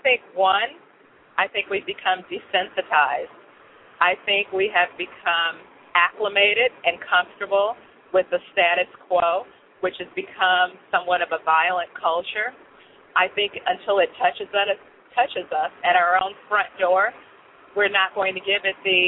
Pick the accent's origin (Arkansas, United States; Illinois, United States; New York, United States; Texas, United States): Illinois, United States; Chicago; moved away; I grew up in Chicago and in other areas where I had to fight a lot.